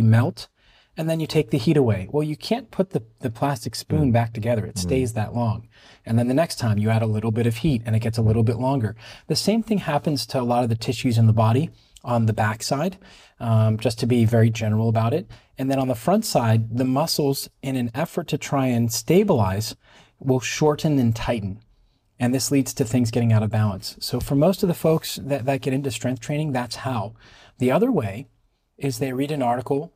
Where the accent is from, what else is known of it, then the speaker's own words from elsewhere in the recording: Pittsburgh, Pennsylvania, United States; moved away as an adult; now in Israel; I was born and raised in Pittsburgh, Pennsylvania.